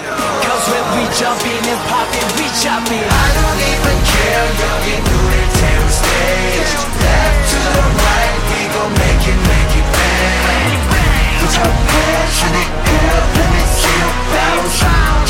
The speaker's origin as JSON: {"language": "English", "region": "New Mexico", "country": "United States", "said": "And we're all from New Mexico, which is so random"}